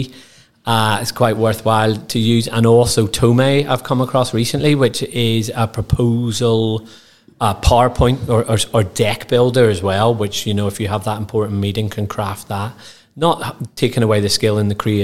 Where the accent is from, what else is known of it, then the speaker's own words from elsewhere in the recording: Northern Ireland, United Kingdom; growing up in Northern Ireland, having bright ginger hair and a face like this